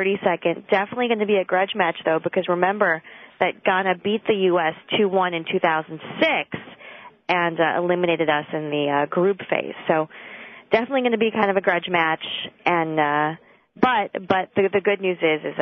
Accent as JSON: {"language": "English", "town": "Chicago", "region": "Illinois", "country": "United States", "said": "I'm from Chicago"}